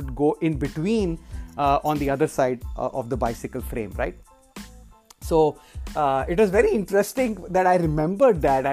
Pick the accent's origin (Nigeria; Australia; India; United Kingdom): India; moved away; when I was growing up in India